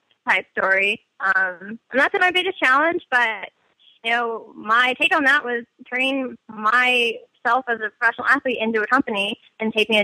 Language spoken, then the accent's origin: English; United States; being American